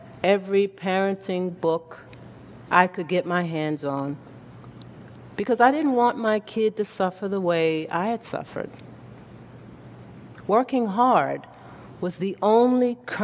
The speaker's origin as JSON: {"language": "English", "town": "Hazen", "region": "Arkansas", "country": "United States", "tie": "born or raised there", "said": "On the farm where I grew up in Hazen, Arkansas"}